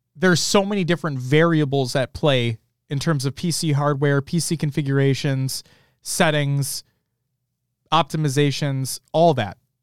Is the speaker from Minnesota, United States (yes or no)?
yes; Minnesota, United States; I'm from Minnesota.